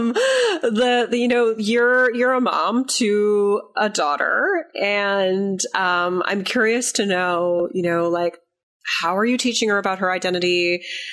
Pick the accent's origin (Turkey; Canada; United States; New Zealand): Canada; I'm Canadian and my grandparents were on both sides were immigrants